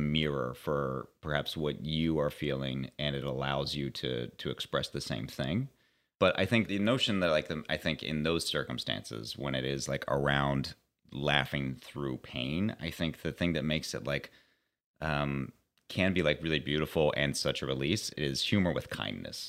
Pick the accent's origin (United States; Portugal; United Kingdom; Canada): United States; Pittsburgh, Pennsylvania; moved away; I'm from Pittsburgh originally